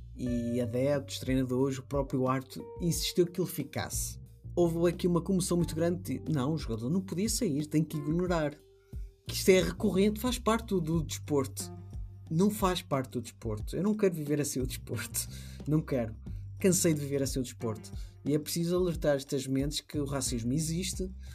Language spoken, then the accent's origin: Portuguese; Portugal; eu sou europeu, sou português, caucasiano